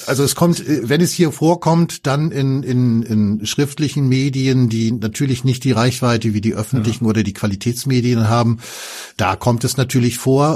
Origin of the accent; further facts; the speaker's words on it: Germany; als Deutscher